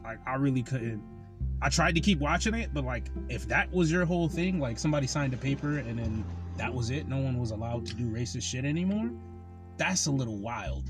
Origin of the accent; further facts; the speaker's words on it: Connecticut, United States; I'm from Connecticut.